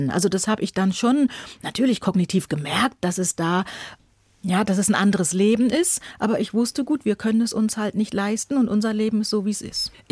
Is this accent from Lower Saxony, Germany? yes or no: yes; Buxtehude, Lower Saxony, Germany; also born or lived in Hamburg; Also ich bin in Hamburg geboren, meine Eltern sind dann aber nach Buxtehude gegangen